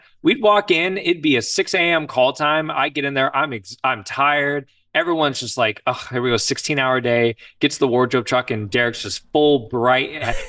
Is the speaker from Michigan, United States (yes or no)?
yes; Detroit, Michigan, United States; I'm from Detroit, so yeah